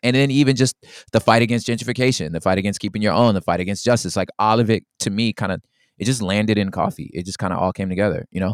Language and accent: English; Los Angeles, California, United States; my grandmother was in the Watts riots, like, my, we're from Los Angeles, my father was a Black Panther